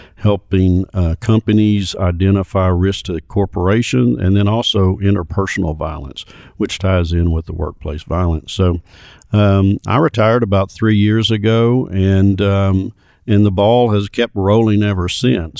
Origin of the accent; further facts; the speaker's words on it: Little Rock, Arkansas, United States; I grew up in Little Rock